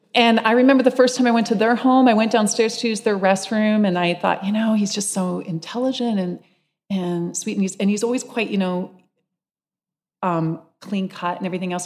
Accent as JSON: {"language": "English", "town": "London", "region": "Ontario", "country": "Canada", "tie": "born or raised there", "also_born_or_lived": "Seattle / Santa Barbara", "moved": "as an adult", "lives_now": "London, Canada", "said": "Village Green Community Church in London, Ontario, used to be the library that I bicycled to as a child in my neighborhood"}